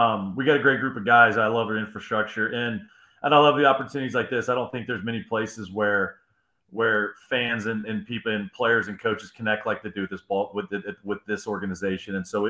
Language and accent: English; Illinois, United States; also born or lived in Ohio; So I spent some time growing up in Illinois and Ohio. I understand those winters.